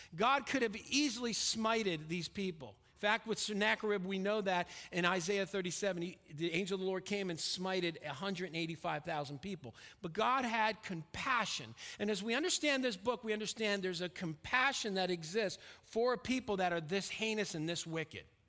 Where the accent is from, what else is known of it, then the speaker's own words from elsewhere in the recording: Stamford, Connecticut, United States; moved away; also born or lived in Pennsylvania; I grew up in Stamford, Connecticut